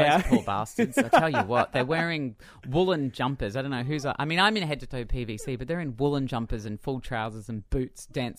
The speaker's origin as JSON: {"language": "English", "country": "Australia", "said": "I think being an Australian pop performer, well, for me at least, it's very hard to ever put … down because she was such an influence on me growing up."}